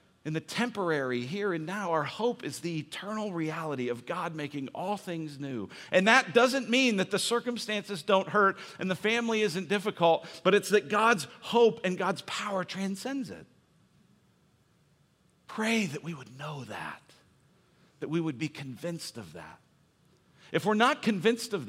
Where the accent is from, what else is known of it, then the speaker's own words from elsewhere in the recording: Denver, Colorado, United States; moved away as an adult; also born or lived in Illinois; I'm from Denver, went to college at University of Illinois, and every Christmas I would come home for Christmas